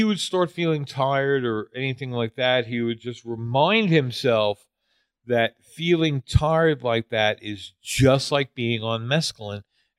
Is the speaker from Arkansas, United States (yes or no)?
no; New York City, New York, United States; I'm kind of spoiled being a New Yorker.